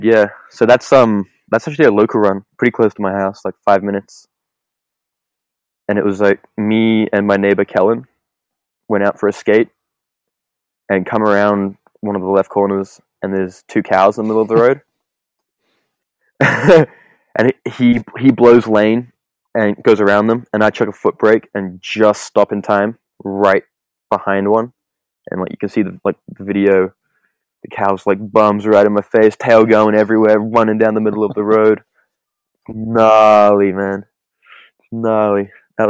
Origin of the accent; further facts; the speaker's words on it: Hong Kong; Growing up in Hong Kong